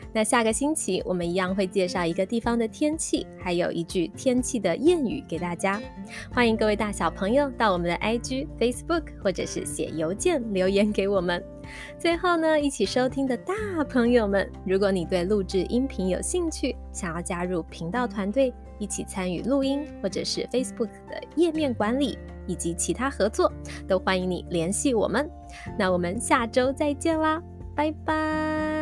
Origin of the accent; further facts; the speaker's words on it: Taitung, Taitung County, Taiwan; 妈妈是台东人，小时候在台东吃歘冰的时候